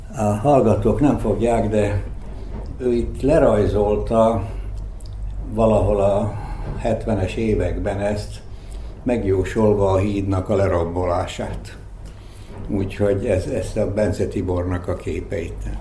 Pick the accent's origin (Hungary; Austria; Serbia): Serbia; Zrenjanin, Vojvodina; first language Hungarian; moved away; also born or lived in Belgrade; egy ismert családhoz tartoztam. Kicsit fontoskodásnak tűnik, de hát Becskéreken ez egy, ez egy tény volt akkor.